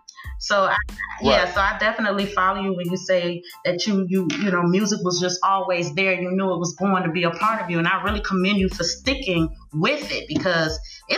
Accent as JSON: {"language": "English", "town": "Miami", "region": "Florida", "country": "United States", "tie": "born or raised there", "said": "growing up in Miami, when I first discovered that I could rap"}